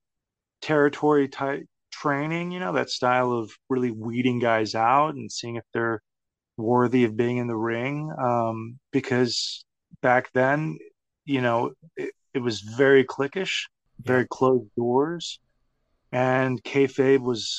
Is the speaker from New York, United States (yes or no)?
no; Texas, United States; growing up in Texas